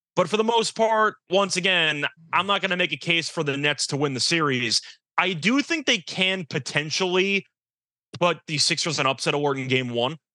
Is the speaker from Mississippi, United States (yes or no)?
no; New York, United States; since I grew up in New York